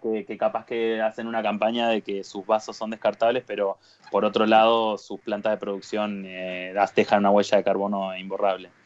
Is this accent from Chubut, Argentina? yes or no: no; Paraná, Entre Ríos, Argentina; moved away as an adult; now in Buenos Aires, Argentina; Vengo de las inmensidades del litoral, de la ciudad de Paraná, en Entre Ríos.